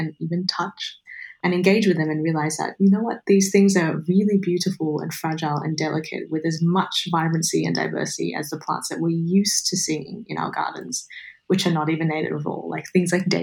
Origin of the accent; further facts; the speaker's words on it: Sydney, New South Wales, Australia; I grew up in Sydney on Gadigal land